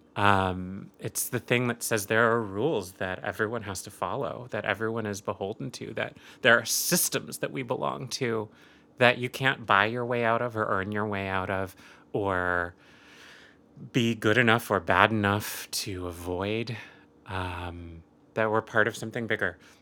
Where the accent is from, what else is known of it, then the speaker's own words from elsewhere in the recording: rural Oregon, United States; I grew up Catholic and Jewish, um, and Asian in rural Oregon